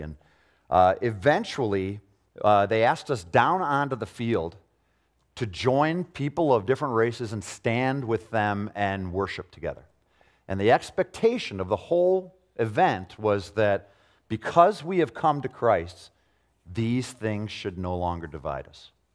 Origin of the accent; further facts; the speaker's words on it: Arlington Heights, Illinois, United States; I grew up in Arlington Heights in a home where I didn't see prejudice, really